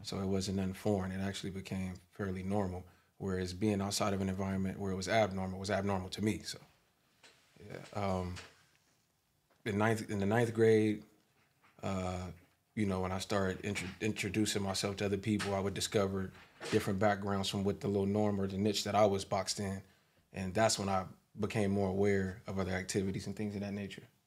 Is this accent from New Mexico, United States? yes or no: no; Long Beach, California, United States; also born or lived in Lakewood; Long Beach, my hometown, diverse, skateboards, vans, the beach, obviously